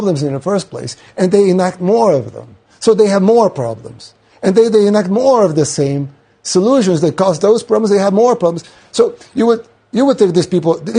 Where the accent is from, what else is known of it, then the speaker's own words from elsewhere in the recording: El Salvador; I'm from El Salvador, a third world country in Central America.